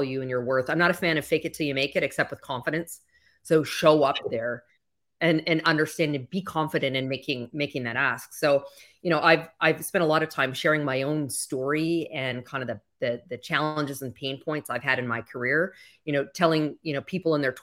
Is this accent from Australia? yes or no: no; Canada; moved away as an adult; now in Miami, United States; You might hear a slight accent. I'm originally from Canada.